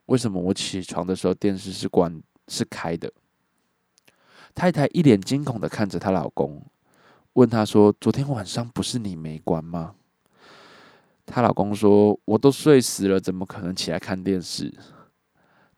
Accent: Miaoli County, Taiwan; also born or lived in Changhua; 我是土生土长的苗栗人

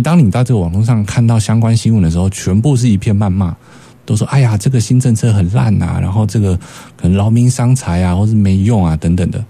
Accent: Taiwan; 我们台湾人

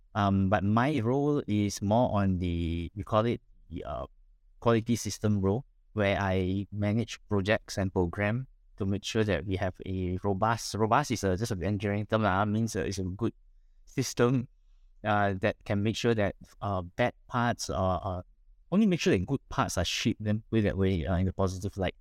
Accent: Penang, Malaysia; I was born in Penang, raised up in Penang, uh, studied in Penang, graduated in Penang, worked in Penang.

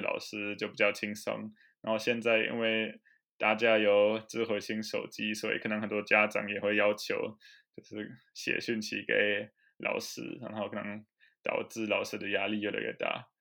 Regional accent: Germany; Chinese is a second language; also born or lived in Taiwan; 依我家乡那个邦来讲

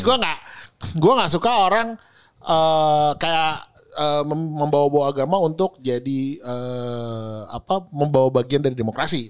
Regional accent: Indonesia; lahir di Indonesia

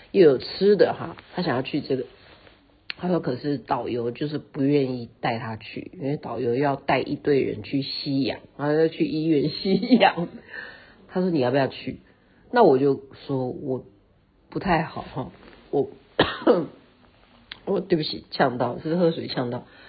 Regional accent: Taiwan; 像我们是在台湾长大的，我们就不习惯嘛

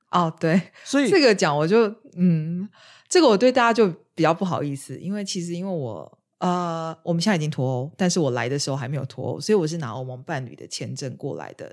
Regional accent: Taiwan; now in United Kingdom; 让我从台湾来的我也觉得很无法接受

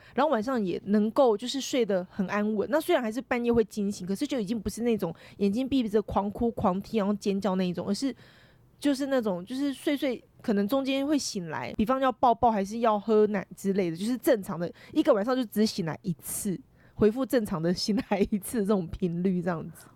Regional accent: Yilan County, Taiwan; 因为我们宜兰人嘛

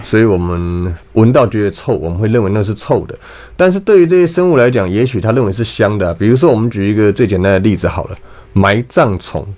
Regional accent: Taipei, Taiwan; 我小时候在， 在台北市长大，那大概四十，三十几年前，四十年前的时候

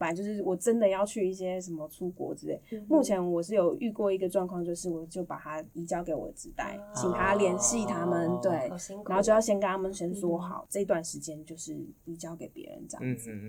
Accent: Taipei, Taiwan; 好，第一个我要澄清，我也是台北人，

